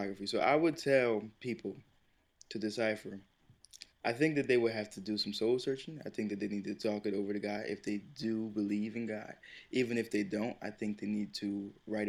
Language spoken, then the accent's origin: English; Plainfield, United States; I was born in Plainfield